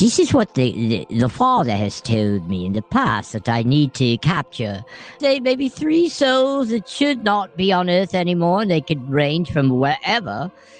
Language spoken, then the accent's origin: English; Birmingham, West Midlands, United Kingdom; I am from Birmingham. I don't know if you've heard of Birmingham, England.